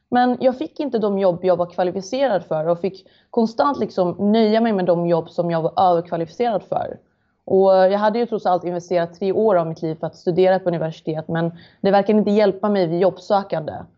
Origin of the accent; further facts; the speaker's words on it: Malmö, Skåne, Sweden; Jag är född och uppvuxen i Malmö